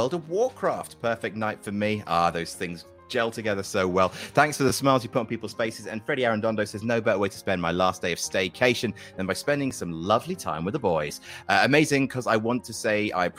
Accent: Jersey; I'm from Jersey

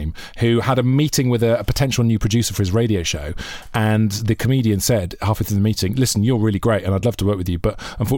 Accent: Monmouth, Wales, United Kingdom; I grew up near Cheltenham

